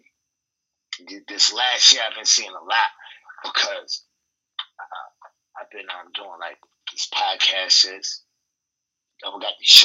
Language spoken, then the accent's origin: English; Utica, New York, United States; I'm from Utica, New York. Upstate